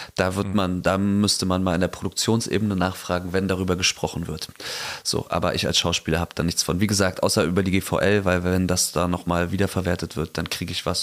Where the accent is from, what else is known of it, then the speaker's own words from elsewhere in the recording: East Germany, Germany; ich bin Ossi